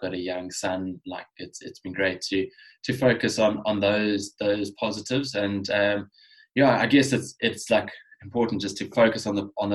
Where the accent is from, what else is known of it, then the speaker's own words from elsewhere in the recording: Cape Town, Western Cape, South Africa; growing up in Cape Town